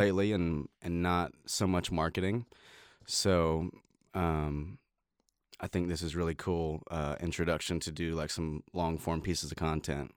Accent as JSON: {"language": "English", "town": "Middletown", "region": "Ohio", "country": "United States", "tie": "born or raised there", "moved": "yes", "lives_now": "Nashville, United States", "said": "I was born in Middletown, Ohio"}